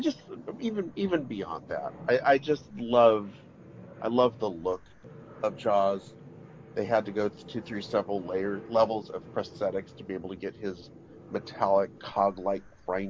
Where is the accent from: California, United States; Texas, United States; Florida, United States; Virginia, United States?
California, United States; near Fresno; growing up near Fresno